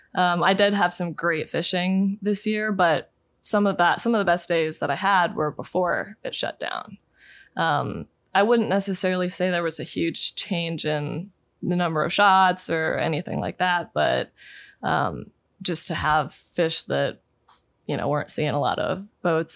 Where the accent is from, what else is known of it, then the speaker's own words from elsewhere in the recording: Pennsylvania, United States; I grew up in Pennsylvania and we, we lived in the, you know, Appalachians